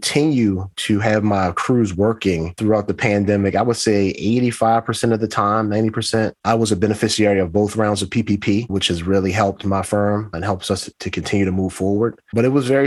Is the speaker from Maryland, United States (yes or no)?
yes; Baltimore, Maryland, United States; I grew up in Baltimore, grew up in the 70s